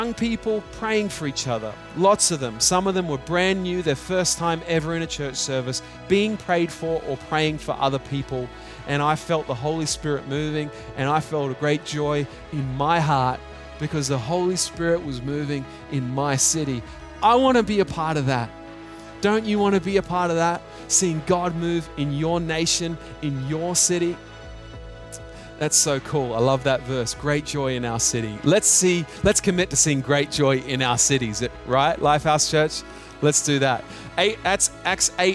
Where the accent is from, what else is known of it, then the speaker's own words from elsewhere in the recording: Australia; now in Hong Kong; I'm an Australian living in Hong Kong.